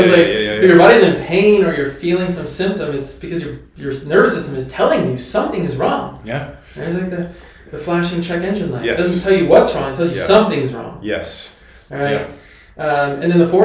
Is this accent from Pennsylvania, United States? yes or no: yes; Pennsylvania, United States; moved away as an adult; now in Bend, United States; I'm from Pennsylvania